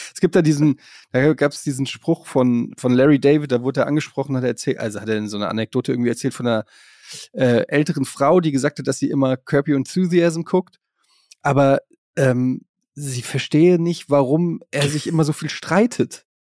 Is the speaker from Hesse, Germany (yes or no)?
yes; Frankfurt, Hesse, Germany; also born or lived in Berlin; now in Hamburg, Germany; Ich bin ja gebürtiger Frankfurter, wohne in Hamburg, war in Berlin